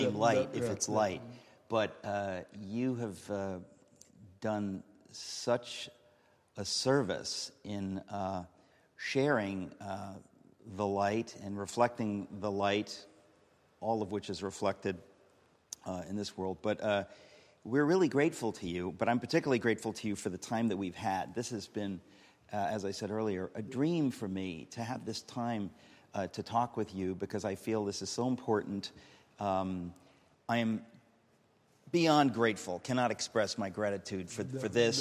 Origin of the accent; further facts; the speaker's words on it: United States; I'm an American